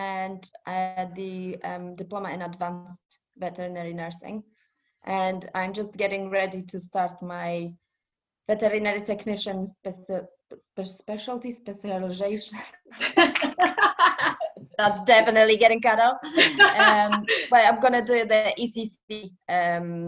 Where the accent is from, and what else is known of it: Poland; born or raised there; also born or lived in Edinburgh; now in United Kingdom